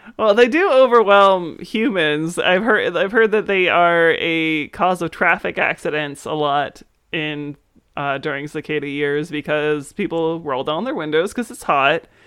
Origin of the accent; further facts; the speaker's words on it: Maryland, United States; growing up in Maryland